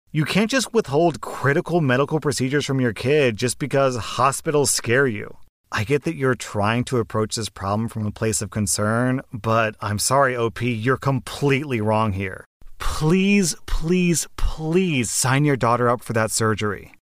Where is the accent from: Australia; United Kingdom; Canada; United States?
United States; I'm an American